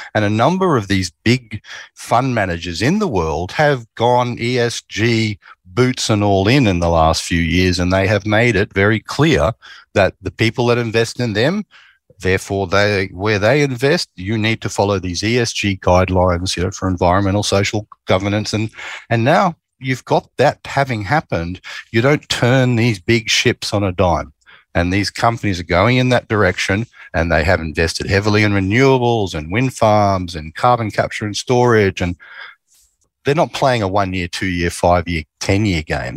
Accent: Queensland, Australia; I grew up in Queensland

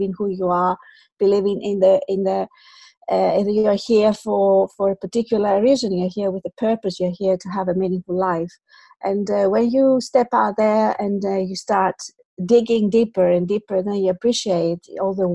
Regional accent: Athens, Attica, Greece; moved away as an adult; now in United Kingdom; I am Greek, I'm from Athens. Originally, I've lived in the UK for more than 20 years now.

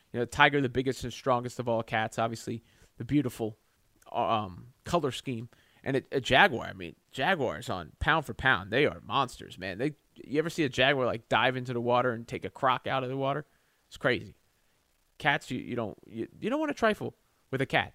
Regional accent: Southern Maryland, United States; I grew up in Southern Maryland

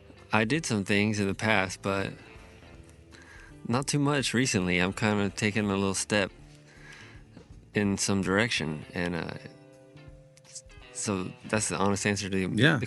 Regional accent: Visalia, California, United States; moved away; Visalia is just a little town where I came from.

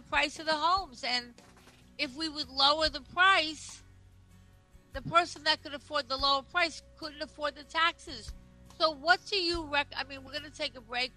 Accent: Nassau County, New York, United States; I grew up in Nassau County

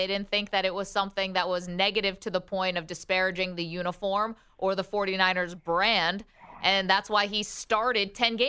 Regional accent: Binghamton, New York, United States; Hometown, Binghamton, representing upstate New York.

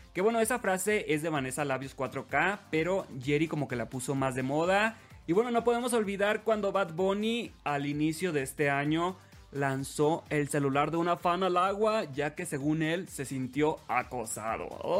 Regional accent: Los Mochis, Sinaloa, Mexico; soy originario de Los Mochis, Sinaloa

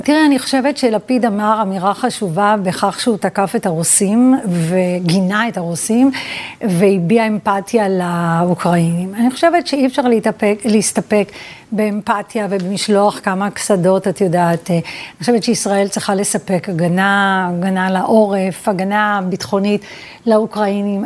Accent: Petah Tikva, Central District, Israel; also born or lived in Vilnius / Givat Shmuel; ואז עברנו לפתח תקווה, אה, לשכונת ילדותי

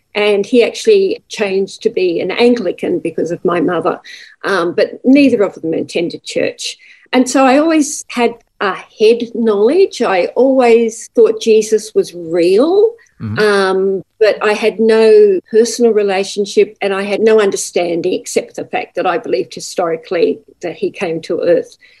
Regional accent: Newcastle, New South Wales, Australia; now in Gold Coast, Australia; I was born in Newcastle in New South Wales

